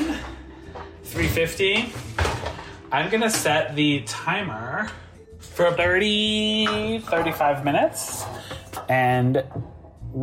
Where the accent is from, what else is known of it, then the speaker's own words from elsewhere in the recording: Connecticut, United States; I grew up having them in our local Portuguese bakery in my hometown in Connecticut